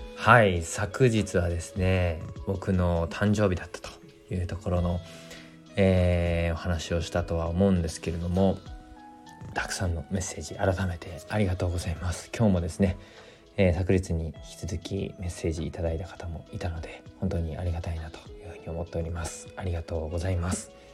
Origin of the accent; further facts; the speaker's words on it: Fukushima, Japan; moved away; 自分の地元福島